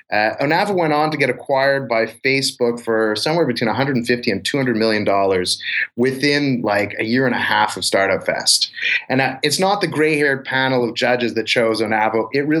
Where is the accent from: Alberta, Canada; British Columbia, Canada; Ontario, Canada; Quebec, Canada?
Quebec, Canada; Montreal; It is my hometown. Yeah, you know, it was very natural.